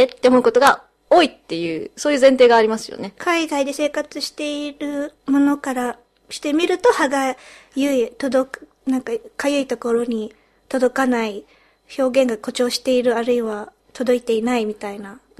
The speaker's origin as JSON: {"language": "Japanese", "country": "United Kingdom", "tie": "born or raised there", "also_born_or_lived": "Japan", "said": "このポッドキャストは日本生まれイギリス育ちの私たちがロンドンからお送りする日本語とイギリス英語のごちゃ混ぜ双子トークです。"}